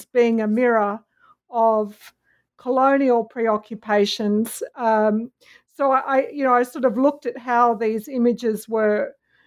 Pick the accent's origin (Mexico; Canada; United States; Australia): Australia; Sydney, New South Wales; I was born in Sydney in a inner city suburb called Darlinghurst in Sydney, and that's where I grew up